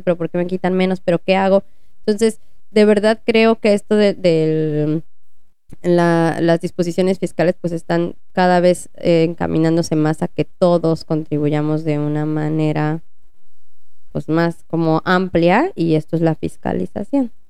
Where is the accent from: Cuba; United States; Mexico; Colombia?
Mexico; como buenos mexicanos